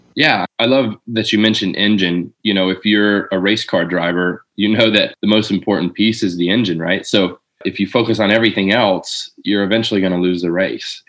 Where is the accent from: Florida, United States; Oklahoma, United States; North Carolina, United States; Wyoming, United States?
Florida, United States; Lakeland; also born or lived in Jacksonville, Florida; I moved from Jacksonville back to Lakeland, where I'm from